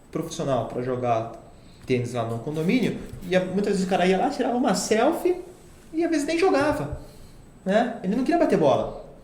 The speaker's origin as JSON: {"language": "Portuguese", "town": "Itatiba", "region": "São Paulo", "country": "Brazil", "lives_now": "Piracicaba, Brazil", "said": "É, eu, como sou de Itatiba, eu casei e fui morar para Piracicaba."}